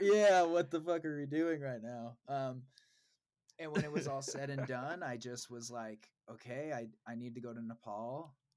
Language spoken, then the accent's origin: English; Des Moines, Iowa, United States; I grew up in Des Moines, Iowa.